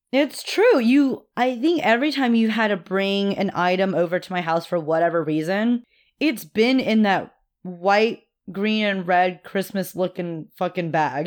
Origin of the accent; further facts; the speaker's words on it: Austin, Texas, United States; I was born in Austin.